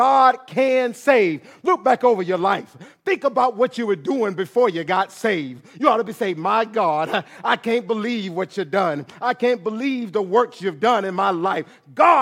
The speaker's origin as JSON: {"language": "English", "town": "Atlanta", "region": "Georgia", "country": "United States", "tie": "born or raised there", "said": "growing up in Atlanta, Georgia"}